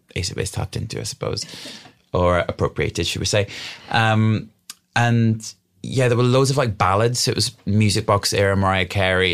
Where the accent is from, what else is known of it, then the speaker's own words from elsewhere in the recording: Wales, United Kingdom; we grew up in the middle of an old coal mining valley